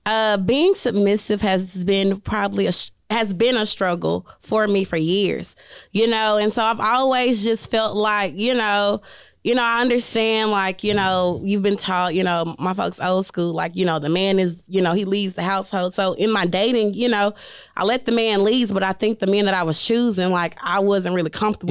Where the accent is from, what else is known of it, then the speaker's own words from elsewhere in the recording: Jackson, Mississippi, United States; going back to where I'm from Jackson, Mississippi, and telling young girls, like, you two can do this.